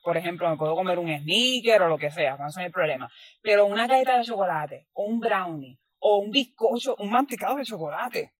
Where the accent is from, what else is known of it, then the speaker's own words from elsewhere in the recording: Puerto Rico; yo siendo puertorriqueña